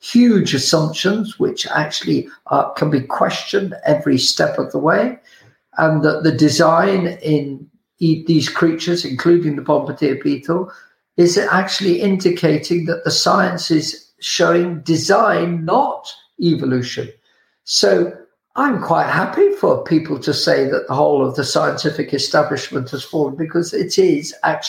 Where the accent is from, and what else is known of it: United Kingdom